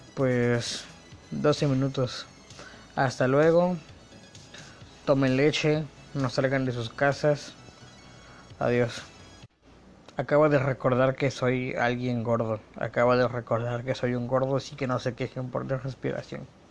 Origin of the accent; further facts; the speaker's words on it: Mexico; Como buen mexicano que soy